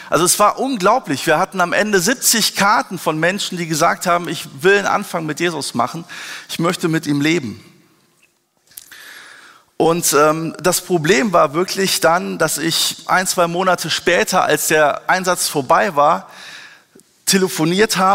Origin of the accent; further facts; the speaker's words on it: Wuppertal, North Rhine-Westphalia, Germany; ich bin in einem Missionshaus in Wuppertal groß geworden. Meine Eltern sind Missionare unter Ausländern und Kindern gewesen.